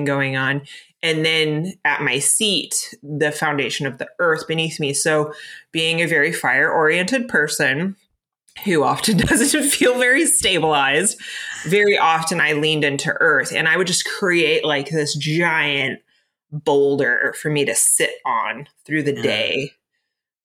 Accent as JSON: {"language": "English", "region": "Florida", "country": "United States", "tie": "born or raised there", "moved": "yes", "lives_now": "Pacific Northwest, United States", "said": "I grew up in Florida. I grew up in a hurricane zone"}